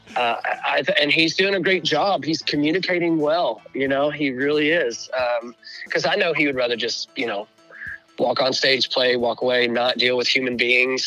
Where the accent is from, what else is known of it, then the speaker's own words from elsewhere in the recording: Northwest Arkansas, United States; now in Des Moines, United States; Northwest Arkansas